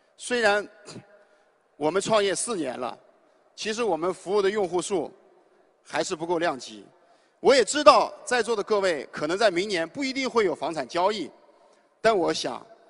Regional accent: Shanxi, China; moved away; 因为我来自山西，我父母呢虽然不是农民，但是是，呃，两个大型国企的一个普通的职工

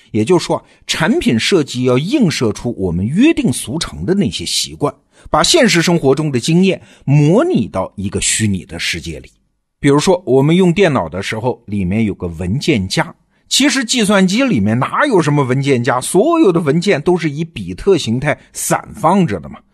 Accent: China; 我们中国人习惯说“上下五千年”，总觉得身后是过去，眼前是未来

